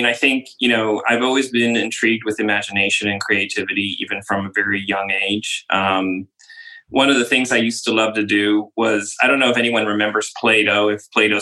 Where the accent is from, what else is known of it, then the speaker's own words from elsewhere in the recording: Orange County, California, United States; moved away as an adult; also born or lived in Los Angeles / London / Bologna, Italy; now in Netherlands; I grew up in California. I was originally born in Los Angeles, one of the few native Los Angelians, and grew up mostly in Orange County. So I was living actually by the ocean most of my life. So I'm literally a beach boy.